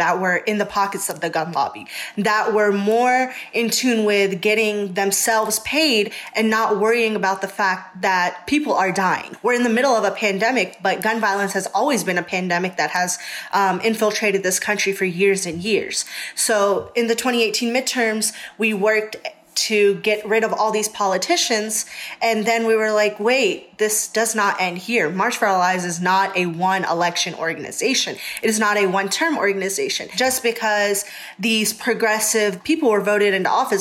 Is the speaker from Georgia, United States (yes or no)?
yes; Augusta, Georgia, United States; I grew up in Augusta, Georgia, and gun violence was always a prevalent thing in my community